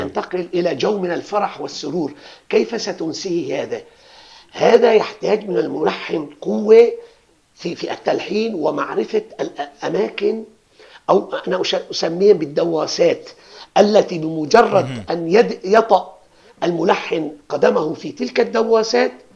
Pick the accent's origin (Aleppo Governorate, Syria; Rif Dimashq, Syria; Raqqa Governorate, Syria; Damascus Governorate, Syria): Aleppo Governorate, Syria; Aleppo; عندنا بحلب نقول هذا الكأس قد هذا الكأس